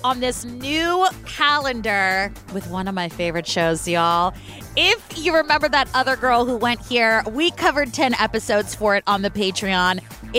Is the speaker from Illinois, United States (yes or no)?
no; California, United States; I am from California.